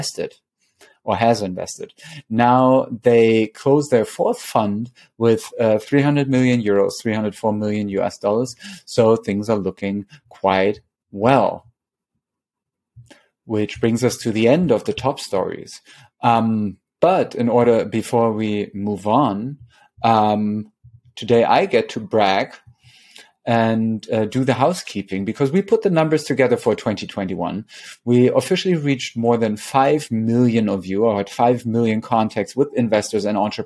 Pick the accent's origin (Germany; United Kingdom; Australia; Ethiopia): Germany; now in New York City, United States; I come from the German capital of cherries.